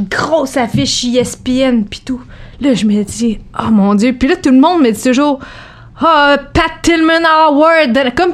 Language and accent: French; Joliette, Quebec, Canada; Moi, je viens de Joliette